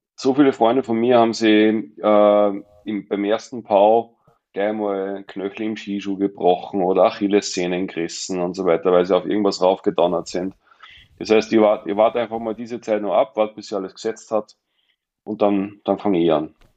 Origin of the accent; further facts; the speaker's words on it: Mondsee, Upper Austria, Austria; moved away as an adult; now in Pinzgau, Austria; bin ja ursprünglich Oberösterreicher vom Mondsee, aber war als kleiner Junge schon